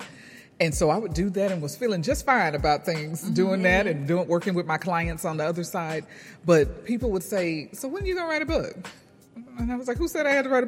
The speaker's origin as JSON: {"language": "English", "town": "Houston", "region": "Texas", "country": "United States", "said": "from Houston, Texas"}